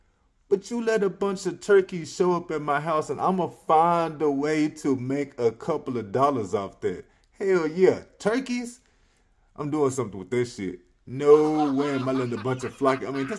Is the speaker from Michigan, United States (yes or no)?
no; Earl, Arkansas, United States; I am grateful that my hometown of Earl, Arkansas has voted in the youngest mayor